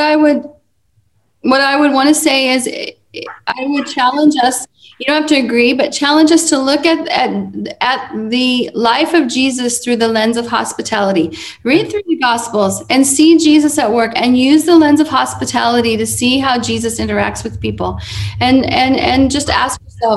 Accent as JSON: {"language": "English", "country": "United States", "said": "I'm an American"}